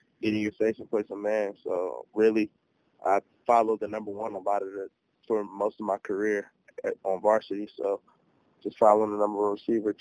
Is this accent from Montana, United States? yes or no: no; Michigan, United States; Growing up in Michigan